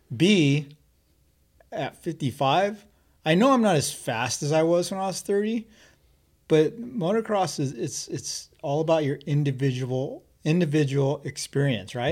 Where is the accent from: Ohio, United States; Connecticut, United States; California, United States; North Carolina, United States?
California, United States; Pasadena; also born or lived in Valencia; I lived in, I grew up in Pasadena.